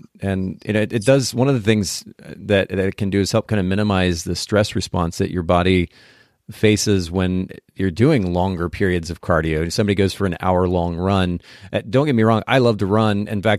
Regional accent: Japan; So I grew up in Japan, and even in Japan

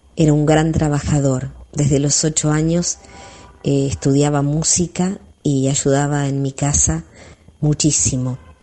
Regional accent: San Pedro, Buenos Aires Province, Argentina; moved away as an adult; mi pueblo

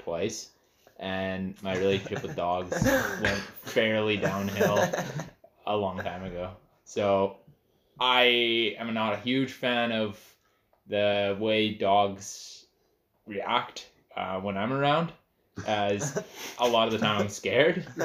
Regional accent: Western Canada, British Columbia, Canada; also born or lived in Essex, England / Comox Valley, Vancouver Island; I'm from Canada originally, but born in England.

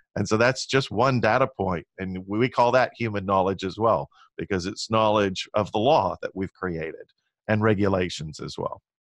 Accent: Long Beach, California, United States; I grew up in Long Beach, California

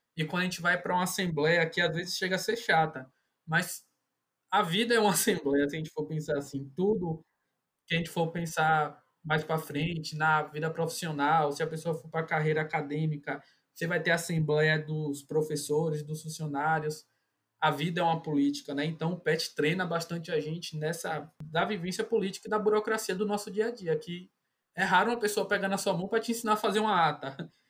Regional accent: Salvador, Bahia, Brazil; also born or lived in Caetité, Bahia; eu sou do interior da Bahia, sou de Caetité, mas sempre morei em Salvador

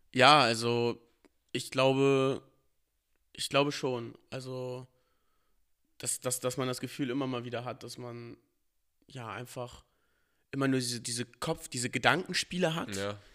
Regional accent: Northern Germany, Germany; Natürlich sieht man sich als Norddeutscher so. Also man ist ja auch damit aufgewachsen, mit allem, was hier dazugehört

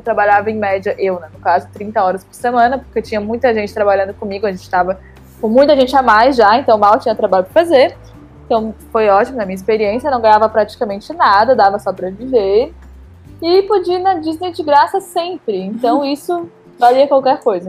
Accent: Brazil; moved away as an adult; now in Lisbon, Portugal

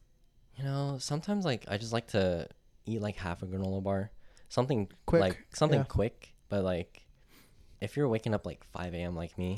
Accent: Pacifica, California, United States; Because I'm from Pacifica.

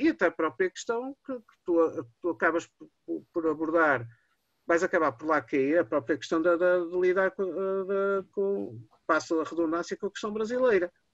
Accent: Porto, Norte, Portugal; eu sou do Porto

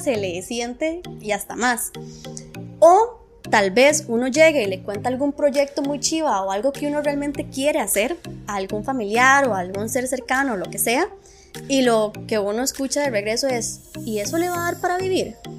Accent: Costa Rica; uno como tico

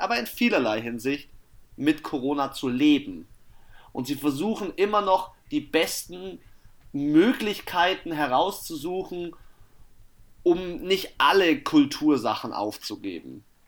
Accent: Germany; bei uns in Deutschland

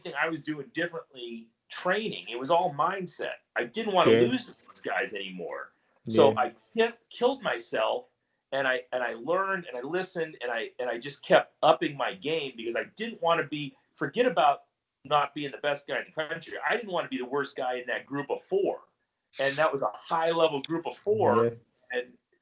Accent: Cleveland, Ohio, United States; I'm from the Cleveland area

